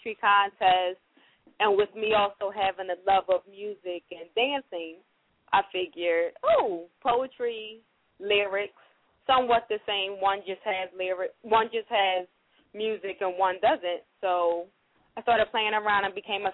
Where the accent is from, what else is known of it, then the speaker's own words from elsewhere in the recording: Montgomery, Alabama, United States; now in Philadelphia, United States; I'm actually from Montgomery, Alabama, but I currently reside here in the city of Philadelphia.